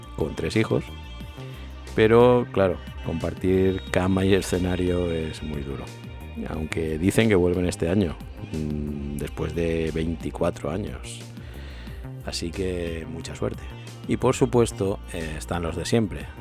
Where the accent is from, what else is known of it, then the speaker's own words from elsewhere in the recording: Manises, Valencian Community, Spain; de mi pueblo, de Monises